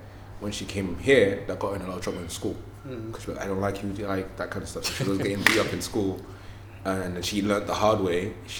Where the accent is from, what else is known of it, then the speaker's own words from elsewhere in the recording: Nigeria; now in London, United Kingdom; we were raised in Nigeria